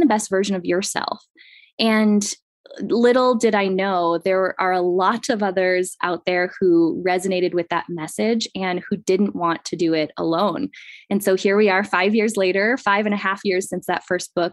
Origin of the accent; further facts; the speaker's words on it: Midwest, United States; moved away; I came from the Midwest where it's very much the idealized version of life